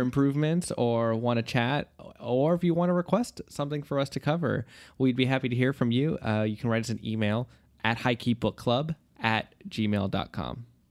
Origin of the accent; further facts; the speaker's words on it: United States; as an American speaker